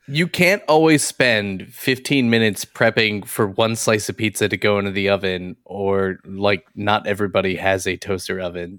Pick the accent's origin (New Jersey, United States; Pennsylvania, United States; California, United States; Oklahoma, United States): Pennsylvania, United States; Philadelphia; I grew up in the Philadelphia area